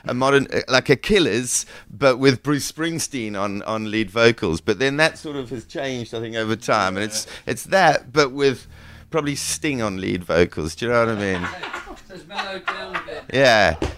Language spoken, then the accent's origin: English; South Africa; also born or lived in England; now in St Ives, United Kingdom; I live in St Ives, but I'm actually born in England, raised in South Africa